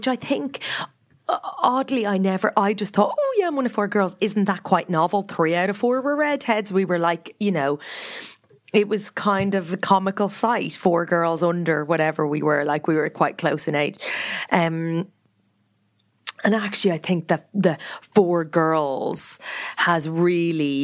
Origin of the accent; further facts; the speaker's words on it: Meath, Leinster, Ireland; moved away; we grew up outside Meath.